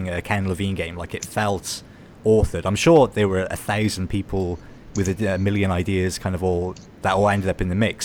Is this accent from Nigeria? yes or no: no; Wales, United Kingdom; I'm Welsh